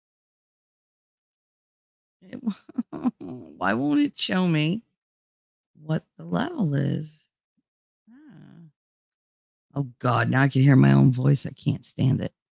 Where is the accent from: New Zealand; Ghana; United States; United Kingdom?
United States; New Jersey; accent: Jersey; Because I'm Italian. I'm from North Jersey. I talk like I do.